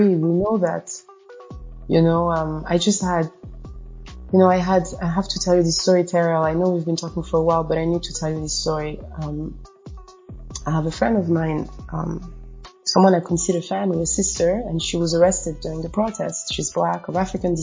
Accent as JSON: {"language": "English", "town": "Tehran", "region": "Tehran Province", "country": "Iran", "tie": "born or raised there", "also_born_or_lived": "Paris / New York", "moved": "yes", "lives_now": "Sierra Leone", "said": "I can count how many times I saw Black folks growing up in Tehran and spending months and months and months at a time"}